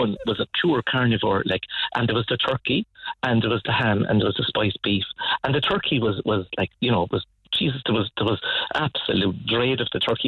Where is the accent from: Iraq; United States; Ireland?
Ireland; Cork, Munster; I grew up in Ballinlock in typical suburbia